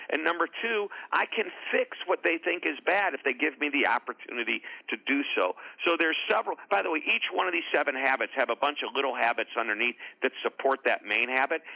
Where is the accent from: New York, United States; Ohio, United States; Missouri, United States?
Missouri, United States; St. Louis; I'm from a suburb just outside of St. Louis